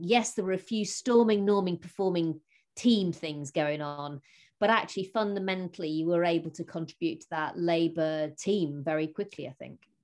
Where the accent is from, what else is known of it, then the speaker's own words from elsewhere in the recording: Rotherham, Yorkshire and the Humber, United Kingdom; as I was growing up in Rotherham